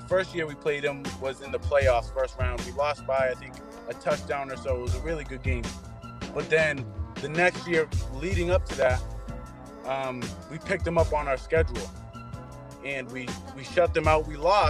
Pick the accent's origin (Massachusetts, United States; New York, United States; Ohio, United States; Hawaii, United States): Massachusetts, United States; Wareham; I'm from a small town in the Cape, Wareham High School.